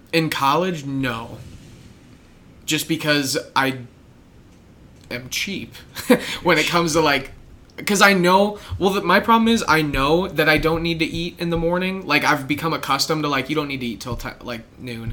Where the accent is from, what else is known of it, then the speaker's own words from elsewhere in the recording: Midwest, United States; As a Midwesterner